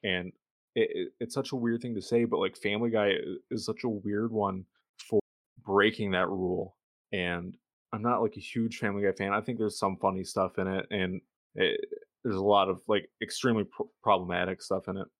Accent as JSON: {"language": "English", "region": "Michigan", "country": "United States", "accent": "Michigan", "said": "my Michigan accent"}